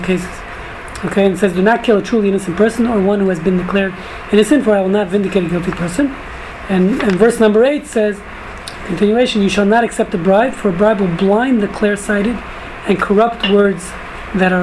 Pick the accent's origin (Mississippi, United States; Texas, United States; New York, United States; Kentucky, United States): New York, United States; New York City; moved away; when I was growing up in New York